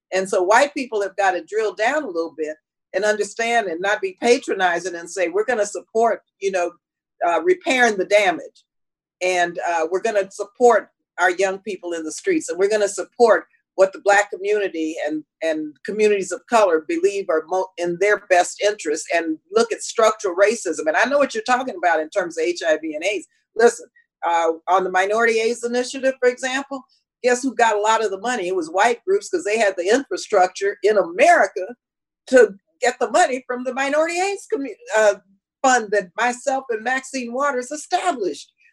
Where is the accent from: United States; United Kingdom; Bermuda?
United States; El Paso, Texas; I was born and raised in El Paso, Texas